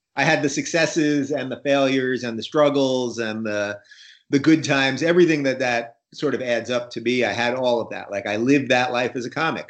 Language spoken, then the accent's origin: English; Long Island, New York, United States; also born or lived in Brooklyn, New York; My folks moved to Long Island in about 79